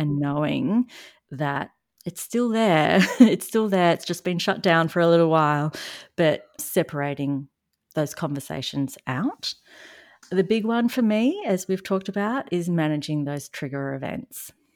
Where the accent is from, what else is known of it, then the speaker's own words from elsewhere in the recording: Australia; accent: Australian; if you haven't noticed from my accent, I am in Australia